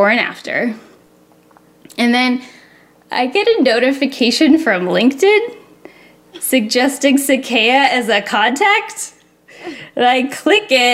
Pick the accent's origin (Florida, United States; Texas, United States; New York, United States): Florida, United States; I'm from Florida